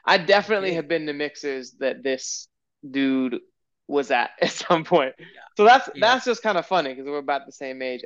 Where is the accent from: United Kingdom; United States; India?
United States; Springfield, Illinois; now in Providence, United States; I'm from Springfield